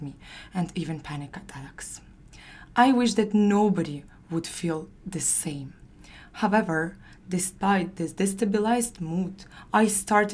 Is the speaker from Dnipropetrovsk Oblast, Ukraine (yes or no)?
no; Zaporizhzhia, Zaporizhzhia Oblast, Ukraine; moved away; I'm from Zaporizhia